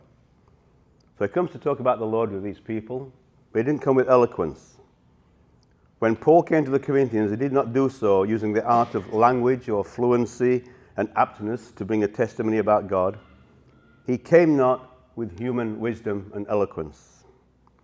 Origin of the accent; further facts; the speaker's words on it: Yorkshire and the Humber, United Kingdom; accent: Yorkshire; moved away; I'm originally from Yorkshire, so it's a Yorkshire accent.